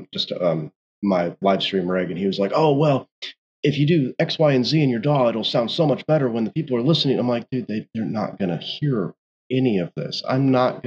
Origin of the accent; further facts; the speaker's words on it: Indianapolis, Indiana, United States; moved away; I'm originally from Indianapolis